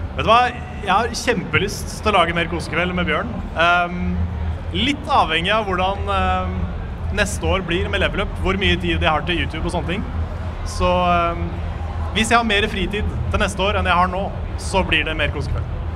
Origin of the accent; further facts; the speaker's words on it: Sarpsborg, Østfold, Norway; født i, på sykehuset i Sjarsborg